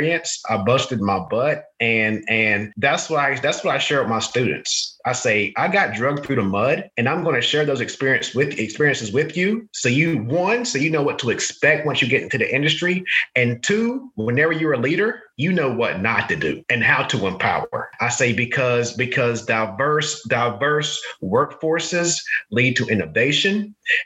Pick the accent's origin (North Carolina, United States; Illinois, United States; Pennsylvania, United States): North Carolina, United States; I'm a country boy from the sticks in North Carolina, right? You know, yes, my father was a plant manager in North Carolina, so I kind of grew up, you know, on the manufacturing floor